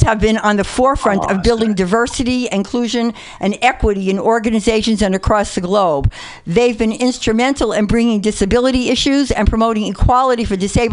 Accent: New York City, New York, United States; also born or lived in Oregon; now in Berkeley, United States; I'm a white Jewish woman from the Bronx and a baby boomer. I mean, I live in Berkeley, but you two know me, so you know I'm really from the Bronx

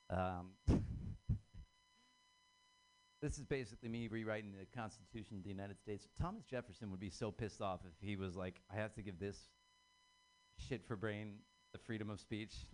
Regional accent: Ireland; I'm Irish. Um, that's, that means that I'm uh, predisposition to be uh, killed by feelings or suppression of those.

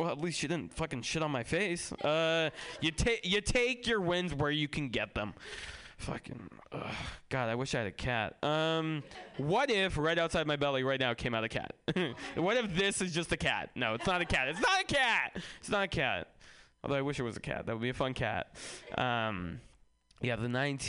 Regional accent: San Francisco, California, United States; also born or lived in Russia; I grew up in San Francisco

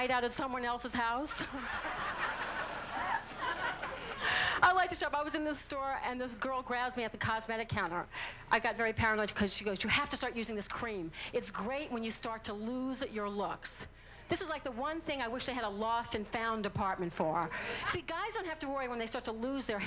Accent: New Orleans, Louisiana, United States; I'm from New Orleans

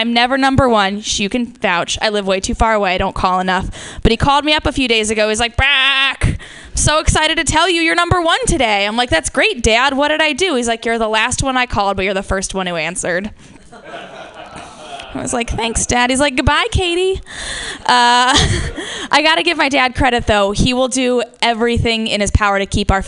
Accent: Midwest, United States; accent: Midwest, with Southern influence; from the Midwest, and we can't say our O's and our A's properly

